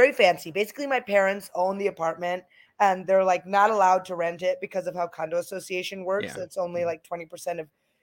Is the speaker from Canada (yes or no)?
no; United States; I'm American